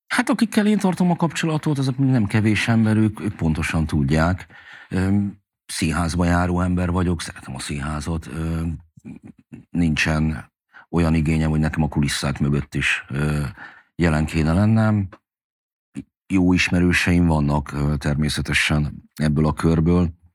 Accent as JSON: {"language": "Hungarian", "region": "Budapest", "country": "Hungary", "tie": "born or raised there", "said": "megkaptunk a Krisztina körúton egy hatodik emeleti nagy lakást, én oda születtem már"}